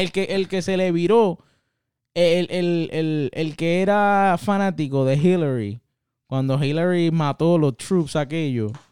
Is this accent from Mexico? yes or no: no; Puerto Rico; moved away as an adult; now in United States; yo, como boricua que soy, que ya hace ya más de 10 años que vivo por acá